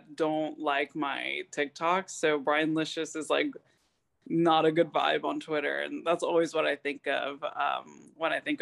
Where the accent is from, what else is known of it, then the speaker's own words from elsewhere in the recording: Lakeland, Florida, United States; moved away as an adult; now in Gainesville, United States; I am from Lakeland, Florida, but I live in Gainesville, Florida, because I go to school here